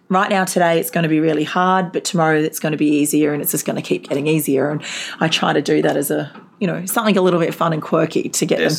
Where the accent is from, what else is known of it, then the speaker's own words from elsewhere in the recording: Gold Coast, Queensland, Australia; moved away; also born or lived in Darwin, Northern Territory; I was uh, originally from the Gold Coast and my family moved to Darwin.